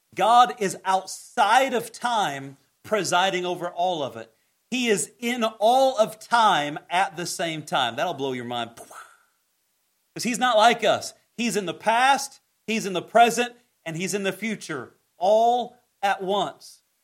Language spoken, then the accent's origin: English; Greene County, Indiana, United States; A little kid growing up in Greene County, Indiana, where there's more cows than people